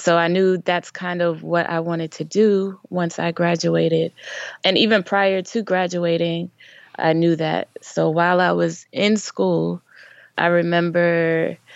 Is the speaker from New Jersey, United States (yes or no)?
yes; New Jersey, United States; moved away as an adult; also born or lived in Maryland; now in Atlanta, United States; I am from Jersey, born and raised